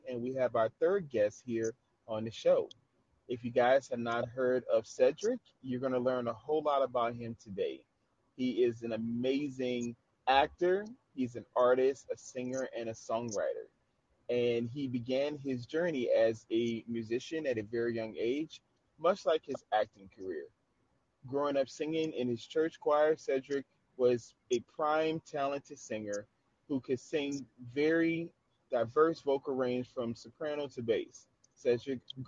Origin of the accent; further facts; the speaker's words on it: New Orleans, Louisiana, United States; New Orleans, which is my hometown